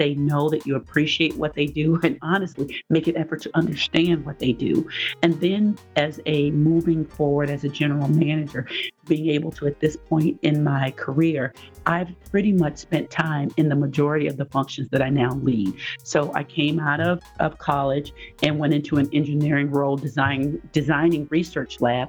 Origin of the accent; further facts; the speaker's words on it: Nashville, Tennessee, United States; moved away as an adult; also born or lived in Evanston, Illinois; now in Minnesota, United States; I ended up going to Vanderbilt for graduate school, but that was my safe school. And I thought it was safe, not because of the rigor or academics or being able to get in, but because it was in my hometown.